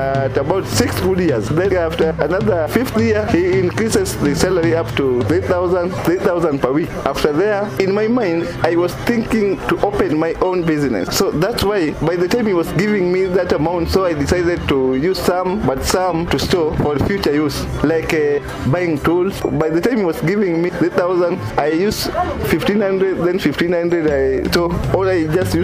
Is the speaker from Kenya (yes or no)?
yes; Nyanza, Kenya; I come from Nyanza